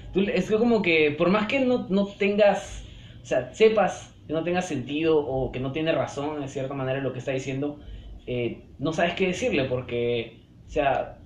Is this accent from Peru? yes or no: yes; Peru; como peruanos rechazamos